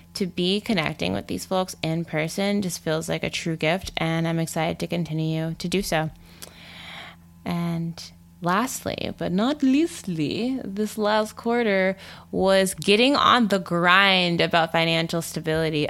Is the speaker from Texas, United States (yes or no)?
yes; Texas suburbs, United States; now in Durham, United States; I grew up in the Texas suburbs